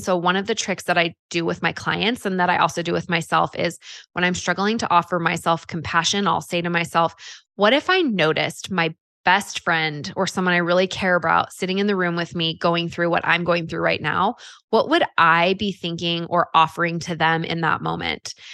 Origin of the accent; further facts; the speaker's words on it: California, United States; now in Utah, United States; I grew up in California